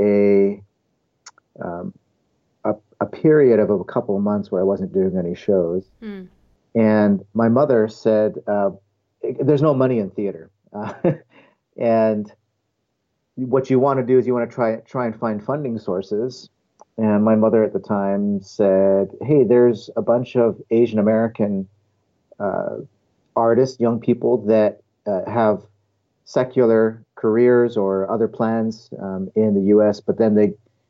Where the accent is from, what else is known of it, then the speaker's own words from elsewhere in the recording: Toronto, Ontario, Canada; also born or lived in Ohio, United States / Northern California, United States; now in California, United States; I was born in Ohio. But then when I was just a kid, we moved to Canada, and I grew up near the Toronto area.